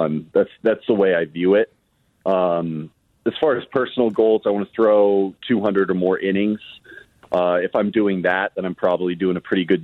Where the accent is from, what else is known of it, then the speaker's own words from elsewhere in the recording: Los Angeles, California, United States; we grew up in Los Angeles